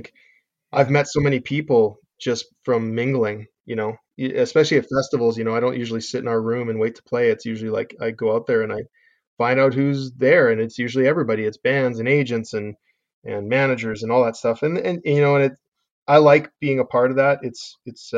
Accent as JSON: {"language": "English", "town": "Calgary", "region": "Alberta", "country": "Canada", "said": "we're from Calgary. I mean, Calgary's got 1.3 million people, so we're not a super small town, but you know, there's not a big industry here"}